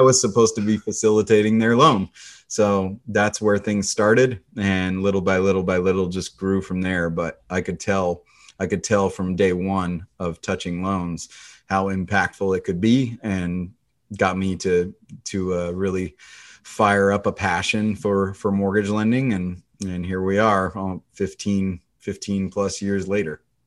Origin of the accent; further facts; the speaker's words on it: the Northwest, Pacific Northwest, United States; I grew up in the Northwest.